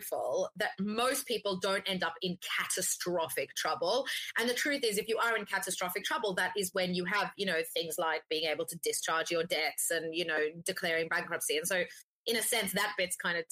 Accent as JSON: {"language": "English", "country": "Australia", "said": "I'm Australian, right? I grew up on avo toast"}